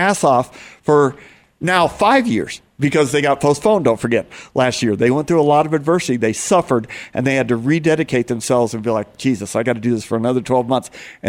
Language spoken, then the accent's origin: English; United States; I'm an American